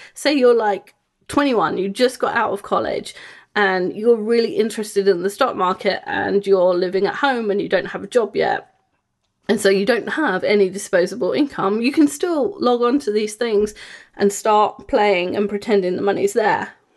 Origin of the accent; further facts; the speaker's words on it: England, United Kingdom; moved away; I grew up in England